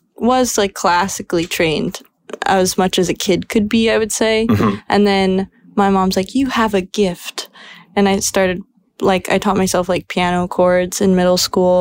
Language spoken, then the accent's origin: English; Los Angeles, California, United States; growing up